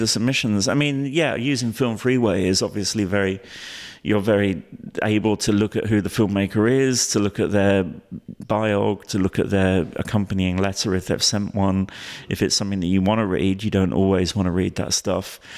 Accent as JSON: {"language": "English", "region": "London", "country": "United Kingdom", "tie": "born or raised there", "said": "I grew up in London"}